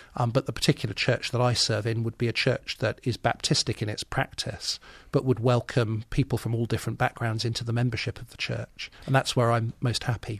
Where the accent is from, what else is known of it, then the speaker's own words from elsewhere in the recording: Birmingham, West Midlands, United Kingdom; moved away as an adult; Yes, I was born and brought up in Birmingham. I lived there